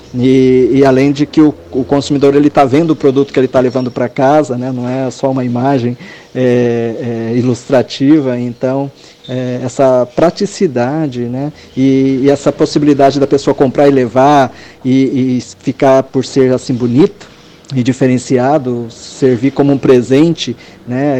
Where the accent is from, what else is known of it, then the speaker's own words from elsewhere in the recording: Brazil; moved away as an adult; also born or lived in Japan; eu, sendo brasileiro no Japão